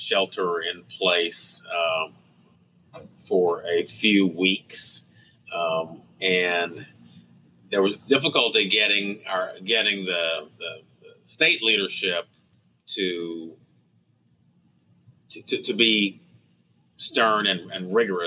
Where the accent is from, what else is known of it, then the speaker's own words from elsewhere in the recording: Fort Smith, Arkansas, United States; now in Tulsa, United States; my hometown where I went to high school, Fort Smith, Arkansas